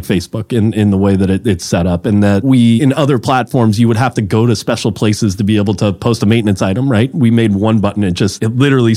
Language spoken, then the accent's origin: English; Mountain View, California, United States; also born or lived in Los Altos, California / San Francisco, California; It's just what I grew up around in Mountain View, Los Altos, California